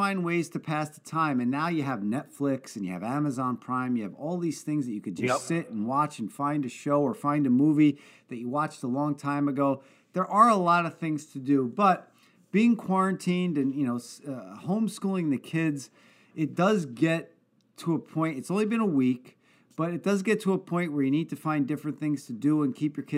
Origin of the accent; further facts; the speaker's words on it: South River, New Jersey, United States; I have so many great friends that I grew up with in South River, New Jersey